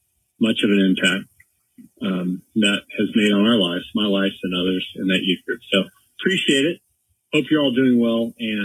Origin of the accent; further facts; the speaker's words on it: San Diego, California, United States; moved away as an adult; now in Atlanta, United States; I am originally from my mother, born and raised in San Diego, currently in Atlanta, Georgia